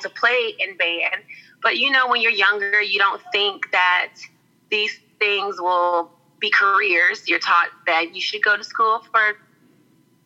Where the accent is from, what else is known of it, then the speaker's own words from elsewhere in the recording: Mullins, South Carolina, United States; now in Charleston, United States; I grew up in a very small town called Mullen, South Carolina